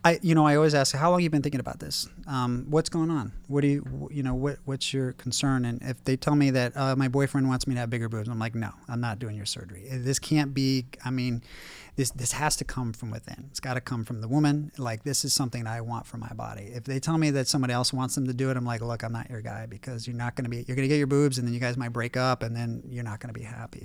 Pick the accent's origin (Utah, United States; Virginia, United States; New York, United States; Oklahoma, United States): Virginia, United States; Warrenton; now in Beverly Hills, United States; growing up in Warrenton, Virginia, which is a really small town in Virginia